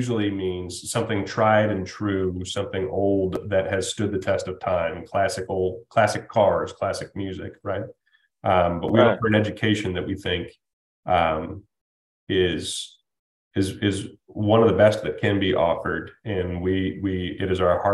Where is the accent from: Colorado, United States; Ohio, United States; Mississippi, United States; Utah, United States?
Ohio, United States; Toledo; moved away; Where I come from, where I was raised in Toledo, Ohio